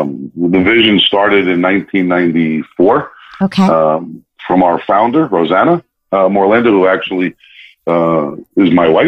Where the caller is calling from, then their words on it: New Jersey, United States; I am calling in from New Jersey, the northern part of the country